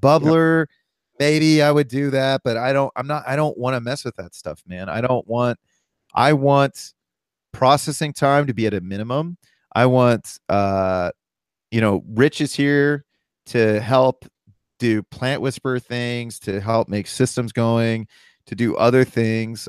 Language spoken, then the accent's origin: English; Columbus, Ohio, United States; I'm from Columbus, Ohio